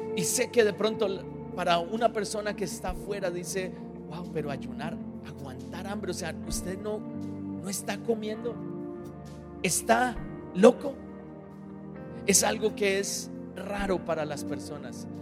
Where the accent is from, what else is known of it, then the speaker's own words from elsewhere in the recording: Colombia; moved away; yo soy colombiano